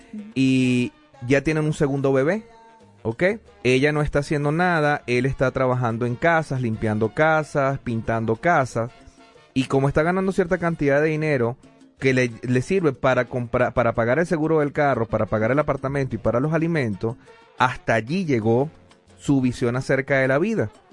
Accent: Venezuela; now in Denver, United States; en mi país

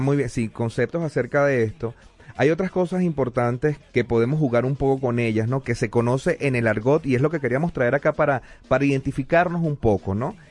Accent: Venezuela; now in Denver, United States; en mi país

